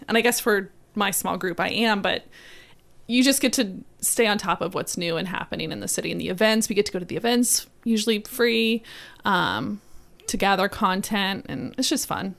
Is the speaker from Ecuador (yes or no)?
no; South Florida, United States; moved away as an adult; now in Savannah, United States; I grew up and lived in South Florida